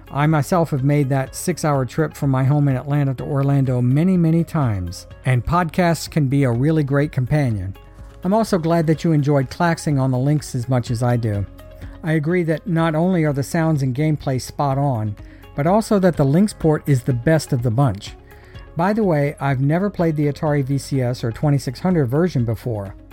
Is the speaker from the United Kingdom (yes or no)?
no; Australia; Growing up in Australia, Sega had a strong market presence